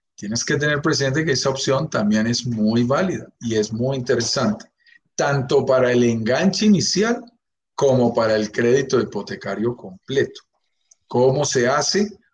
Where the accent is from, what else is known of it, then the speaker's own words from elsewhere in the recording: Bogotá, Colombia; yo soy colombiano de pura cepa, nacido en Bogotá, vivo en Bogotá, mi familia es colombiana